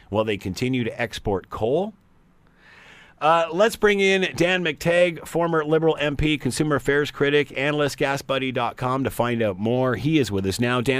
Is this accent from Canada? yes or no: yes; Canada; First and foremost, we are Canadian.